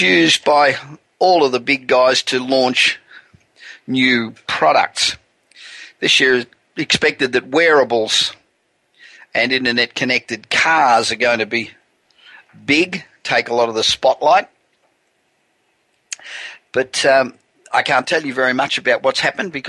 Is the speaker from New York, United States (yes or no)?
no; Los Angeles, California, United States; I'm broadcasting from my hometown of Los Angeles